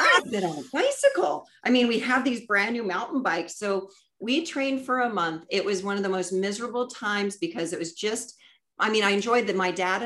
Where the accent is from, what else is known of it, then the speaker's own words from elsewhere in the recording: Southern California, United States; We're coming down through my hometown